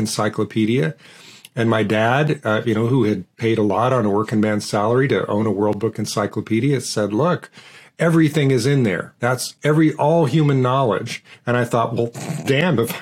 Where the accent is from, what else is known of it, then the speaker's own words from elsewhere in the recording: Portland, Oregon, United States; I grew up in Portland, Oregon, and I grew up in a working-class neighborhood